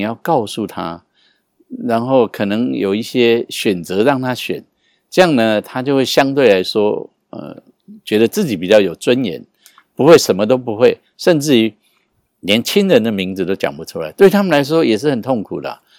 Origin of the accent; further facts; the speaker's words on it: Taiwan; 我从台湾来的